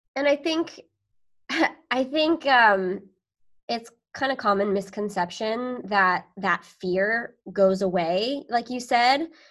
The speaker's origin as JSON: {"language": "English", "area": "near Sacramento", "region": "Northern California", "country": "United States", "tie": "born or raised there", "also_born_or_lived": "Chicago", "moved": "as an adult", "lives_now": "Long Beach, United States", "said": "born in Long Beach actually, but raised up in Northern California, close to like the Sacramento area"}